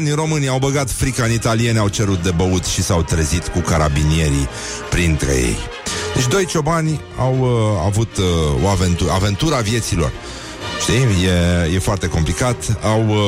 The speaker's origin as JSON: {"language": "Romanian", "town": "Brăila", "region": "Brăila County", "country": "Romania", "said": "mi-au zis că am accent maghiar"}